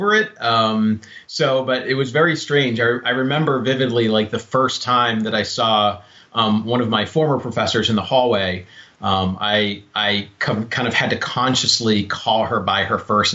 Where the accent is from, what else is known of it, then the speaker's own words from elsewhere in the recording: Laconia, New Hampshire, United States; I grew up in New Hampshire, and I think that's probably where I got my my interest in Native American history. I grew up in a town called Laconia